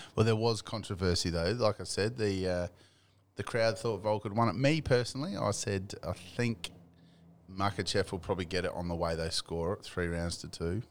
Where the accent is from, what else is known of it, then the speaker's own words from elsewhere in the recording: Australia; I'm Australian